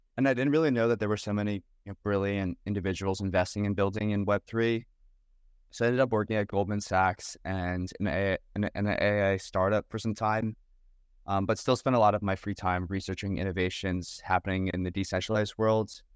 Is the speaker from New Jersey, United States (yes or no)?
yes; New Jersey, United States; I grew up in New Jersey